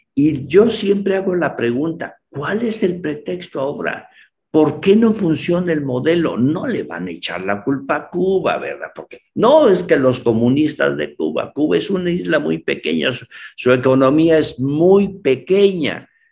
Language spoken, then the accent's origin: Spanish; San Cristóbal de las Casas, Chiapas, Mexico; Yo soy de San Cristóbal